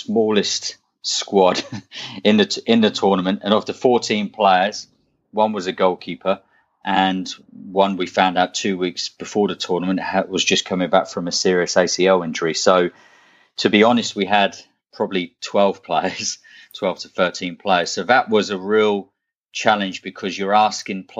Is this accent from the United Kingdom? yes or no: yes; United Kingdom; moved away as an adult; I'm a British coach